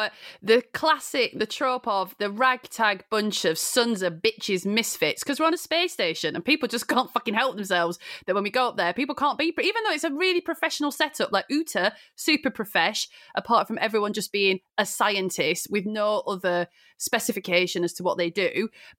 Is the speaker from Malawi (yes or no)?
no; United Kingdom; I'm not an American. I'm a loyal subject.